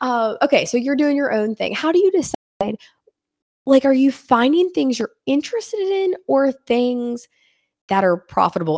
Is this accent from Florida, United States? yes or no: no; Washington, Pennsylvania, United States; moved away; I'm from Washington, Pennsylvania